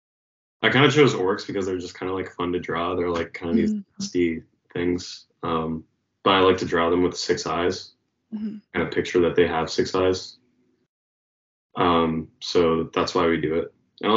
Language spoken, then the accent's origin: English; Pennsylvania, United States; now in Lowell, United States; I'm actually originally from Pennsylvania